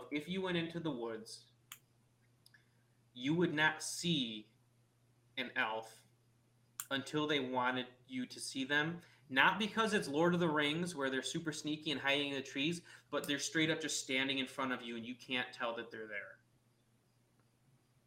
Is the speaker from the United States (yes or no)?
yes; United States; I was born here. I was born in America